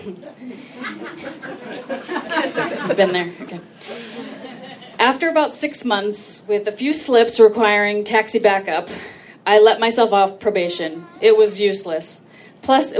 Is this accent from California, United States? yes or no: yes; Orange County, California, United States; I'm from Orange County